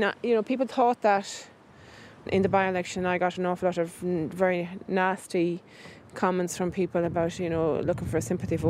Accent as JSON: {"language": "English", "region": "Westmeath", "country": "Ireland", "said": "I'm from Westmeath."}